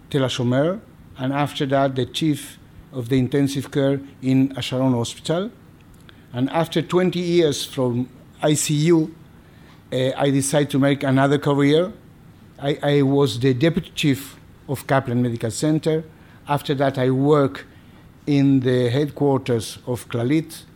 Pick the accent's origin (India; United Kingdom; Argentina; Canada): Argentina; moved away as an adult; now in Kfar Saba, Israel; I was born in Argentina. And I finished my medical school in Argentina